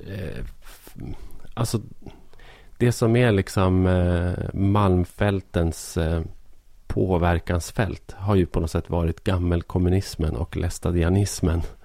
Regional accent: Arbrå, Gävleborg County, Sweden; moved away; also born or lived in Stockholm; min hemort Arbro

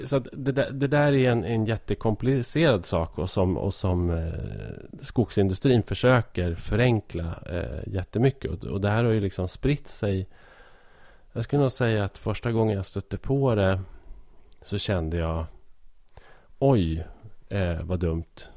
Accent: Hälsingland, Gävleborg County, Sweden; som hälsing

